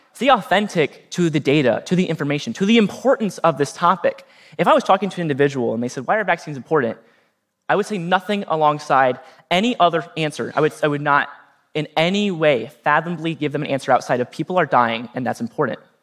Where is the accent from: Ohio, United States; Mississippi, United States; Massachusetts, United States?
Ohio, United States; Norwalk; my hometown of Norwalk, Ohio